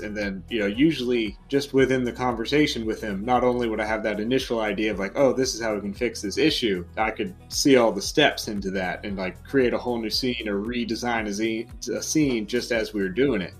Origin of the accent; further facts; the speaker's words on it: Atlanta, Georgia, United States; moved away as an adult; also born or lived in Marietta, Georgia; now in Charleston, United States; I'm originally from Atlanta, Georgia, born and raised.